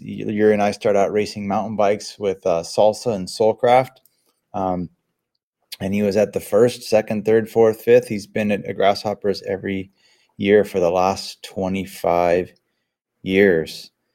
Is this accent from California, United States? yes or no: yes; Sebastopol, California, United States; growing up in Sebastopol in nineteen eighty-eight